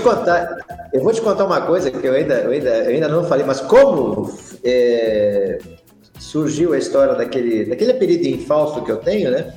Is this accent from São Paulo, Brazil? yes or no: no; Bagé, Rio Grande do Sul, Brazil; also born or lived in Jataí, Goiás; lá na minha região, lá em Bagé, nós temos um, um distrito